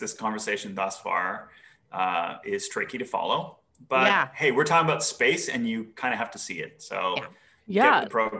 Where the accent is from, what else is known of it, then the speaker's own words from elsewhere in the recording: Canada; moved away as an adult; also born or lived in Middle East; I am Canadian, but I just moved here last year. So the last 8 years of my life, I've been living in the Middle East.